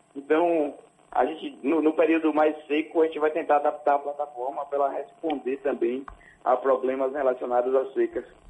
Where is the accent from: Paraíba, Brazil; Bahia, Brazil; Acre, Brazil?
Bahia, Brazil; nós somos baianos